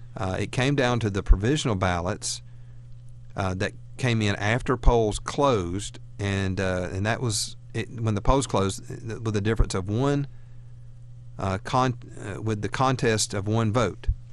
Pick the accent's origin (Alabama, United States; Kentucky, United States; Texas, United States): Alabama, United States; We're from Alabama